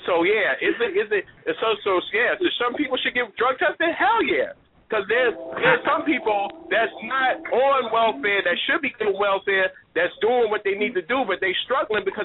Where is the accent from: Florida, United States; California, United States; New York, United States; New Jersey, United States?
New York, United States; New York City; moved away; I come from New York City.